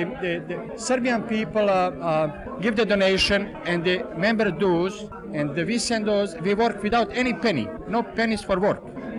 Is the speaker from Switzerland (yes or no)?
no; Montenegro; English is a second language; moved away as an adult; also born or lived in Italy / Africa; now in United States; I am from Montenegro, from Crna Gora. Well, that's part of Serbia